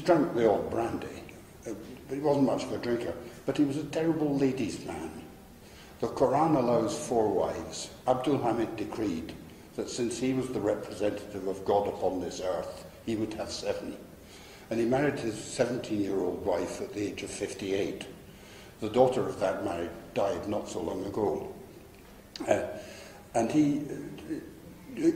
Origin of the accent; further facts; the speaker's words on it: Scotland, United Kingdom; now in Turkey; I'm a Scotsman